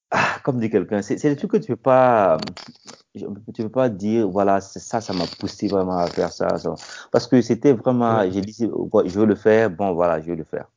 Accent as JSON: {"language": "French", "country": "Burkina Faso", "moved": "as an adult", "lives_now": "United States", "said": "je viens du Burkina Faso. Et ouais, je travaille actuellement aux États-Unis. je suis arrivé aux États-Unis en 2002"}